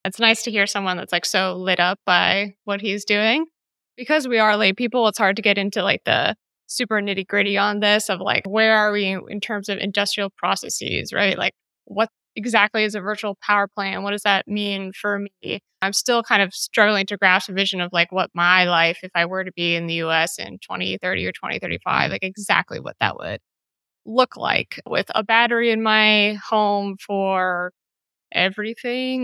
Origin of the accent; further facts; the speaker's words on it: United States; now in Greece; my life is as an American because of all of this? I don't actually live in the States, so it doesn't apply to me, and I'm in Greece